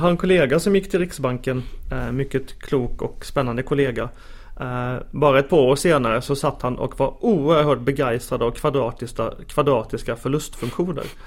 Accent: Småland, Sweden; now in Stockholm, Sweden; jag då som eh, ilsken smålänning. Eh, man försöker ta smålänningen ur mig men det verkar inte gå här i Stockholm

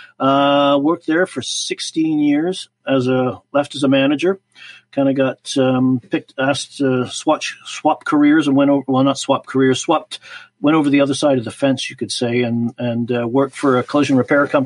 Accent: Vancouver Island, British Columbia, Canada; also born or lived in Liverpool, England / Chilliwack; I was born in Liverpool, England, and lived there for 7 years, emigrated to Canada in October of 1969

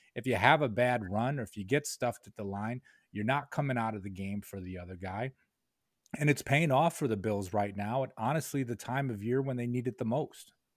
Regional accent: Rochester, New York, United States; moved away as an adult; now in Albany, United States; I grew up in Rochester

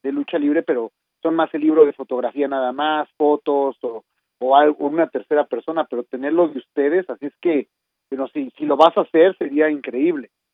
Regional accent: Mexico; como mexicanos

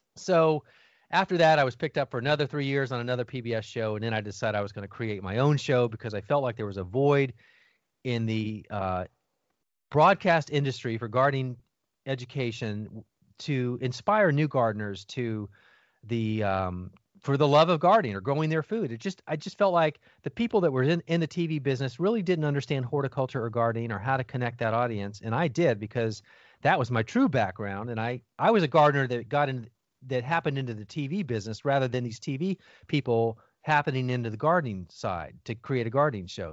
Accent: Miami, Florida, United States; I grew up in Miami, Florida, youngest of four boys

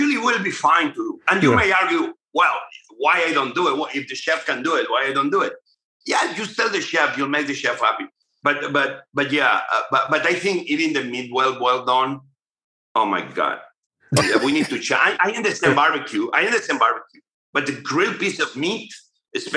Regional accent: near Barcelona, Catalonia, Spain; now in United States; my hometown near Barcelona, where I grew up

